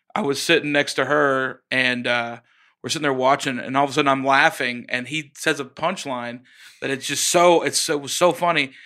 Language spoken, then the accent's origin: English; Oklahoma, United States; moved away; I'm from Oklahoma